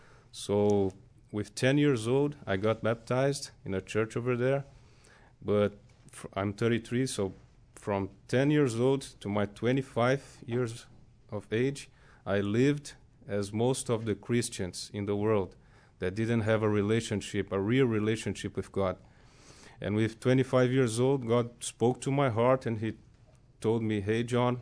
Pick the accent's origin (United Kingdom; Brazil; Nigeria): Brazil; São Paulo; born or raised there; moved away as an adult; also born or lived in Rio de Janeiro; now in United States